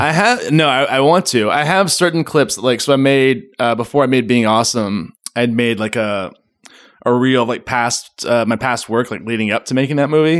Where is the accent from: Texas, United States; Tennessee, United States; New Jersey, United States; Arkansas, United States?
Tennessee, United States; Memphis; also born or lived in Germantown, Tennessee; I was born in Memphis, Tennessee. Born and raised.